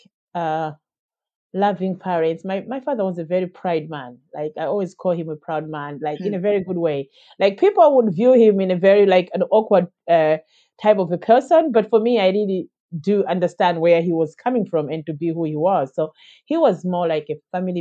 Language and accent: English; Malawi; moved away as an adult; now in Dublin, Ireland; growing up in Malawi, I had a very good upbringing and a very good start of my life, a very good childhood.